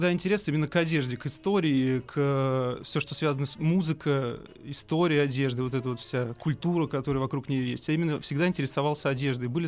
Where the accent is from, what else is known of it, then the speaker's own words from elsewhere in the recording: Reutov, Moscow Oblast, Russia; А я из Реутова, Московской